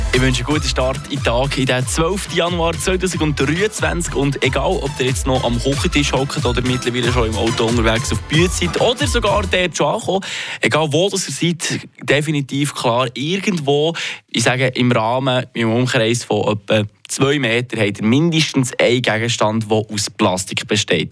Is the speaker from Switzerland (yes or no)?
yes; Switzerland; bei uns in der Schweiz